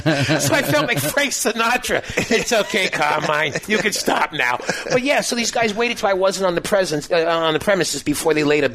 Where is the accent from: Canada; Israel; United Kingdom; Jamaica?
Canada; Toronto, Ontario; I'm from Toronto, and I'm not aware of what's going on, you know.